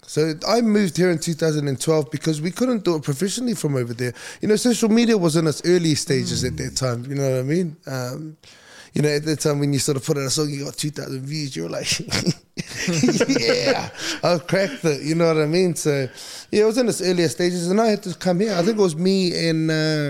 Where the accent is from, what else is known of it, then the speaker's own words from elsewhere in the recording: Napa, California, United States; also born or lived in Brisbane; now in Australia; as much as I was born and raised in Napa, I think I learned everything, you know, through my teenage years, I picked up a lot of everything that I know in Australia. So Brisbane's still very much home to me